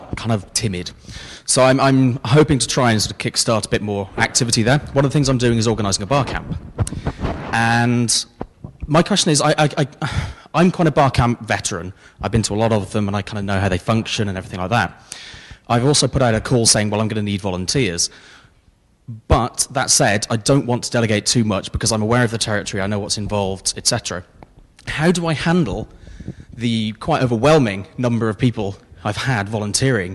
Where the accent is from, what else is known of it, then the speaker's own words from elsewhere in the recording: United Kingdom; I'm a Brit